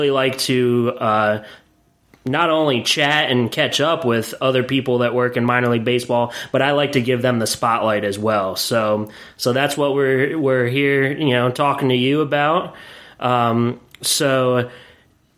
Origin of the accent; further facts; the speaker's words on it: Williamsport, Pennsylvania, United States; I was raised in Williamsport, Pennsylvania